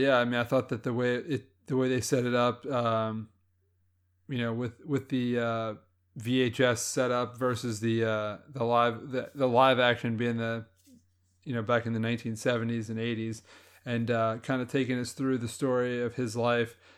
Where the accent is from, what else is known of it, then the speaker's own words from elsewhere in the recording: Louisiana, United States; I grew up in Louisiana